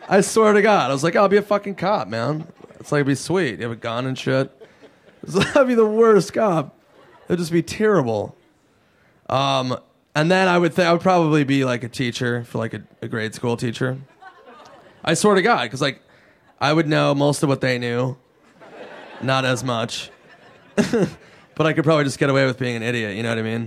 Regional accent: Minnesota, United States; I'm from Minnesota. We had Jesse the Body Ventura

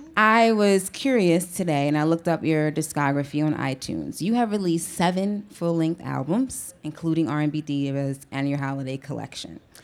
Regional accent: East Orange, New Jersey, United States; my hometown of East Orange, New Jersey

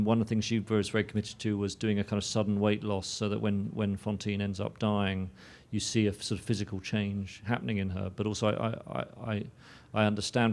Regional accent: London, United Kingdom; growing up in London

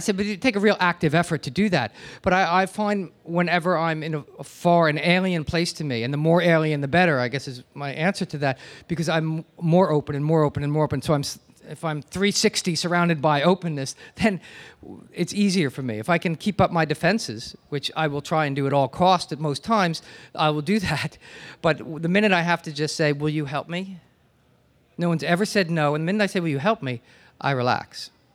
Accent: New Jersey, United States; now in New York, United States; I grew up in New Jersey, and I've lived here for most of my life

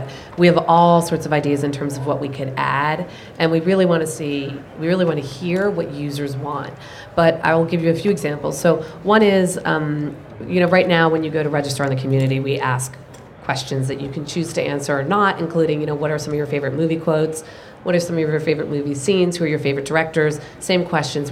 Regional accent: New Jersey, United States; I'm from New Jersey

